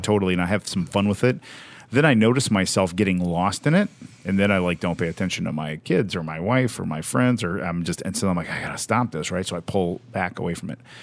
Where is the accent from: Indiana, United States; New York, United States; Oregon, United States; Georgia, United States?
Indiana, United States; Evansville; I'm from Evansville, Indiana, small town, southern Indiana, on the border of Kentucky